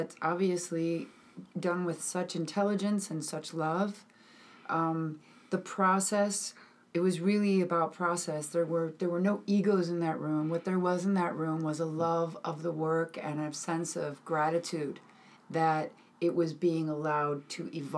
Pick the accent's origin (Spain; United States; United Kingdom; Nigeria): United States; Midwest; I was brought up in the Midwest